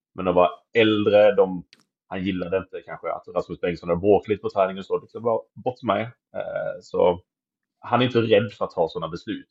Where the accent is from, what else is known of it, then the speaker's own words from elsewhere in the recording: Kalmar, Kalmar County, Sweden; moved away; also born or lived in Malmö; så är jag ju kalmarit